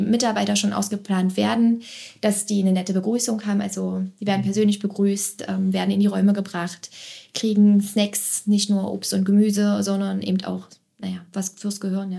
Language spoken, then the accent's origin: German; Magdeburg, Saxony-Anhalt, Germany; also born or lived in Berlin; Ich bin in Magdeburg geboren, ich wohne hier mittlerweile auch hier